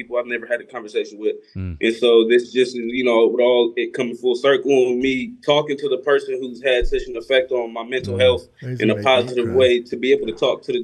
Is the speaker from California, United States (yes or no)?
yes; Pomona, California, United States; now in Ontario, United States; I'm from Pomona, California, but I live in Ontario, California